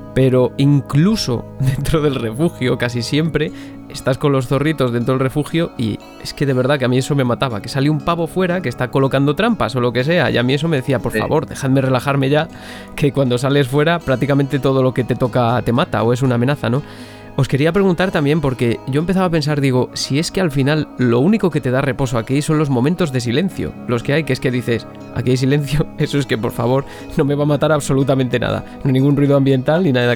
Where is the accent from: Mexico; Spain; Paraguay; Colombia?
Spain; Zamora, Castile and León; yo soy de Zamora.